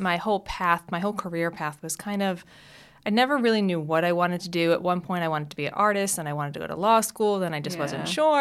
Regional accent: South Shore of Long Island, New York, United States; So my childhood, I grew up on the South Shore of Long Island

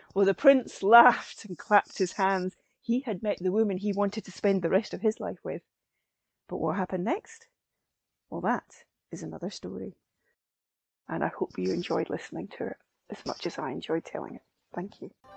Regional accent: Perthshire, Scotland, United Kingdom; I'm a Scottish storyteller based in Perthshire in Scotland

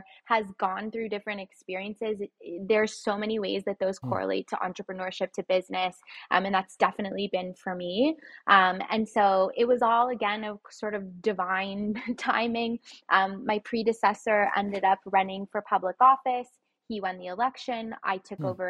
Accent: Toronto, Ontario, Canada; I was born here in Toronto, but I was raised in a household, a single parent household

